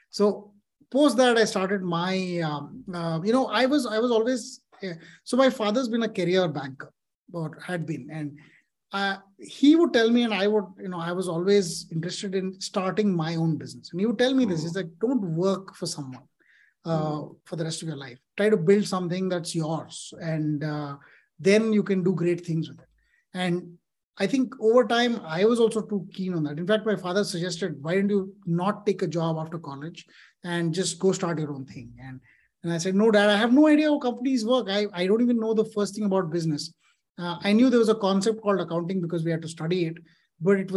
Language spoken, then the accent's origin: English; Delhi, India; I grew up in Delhi.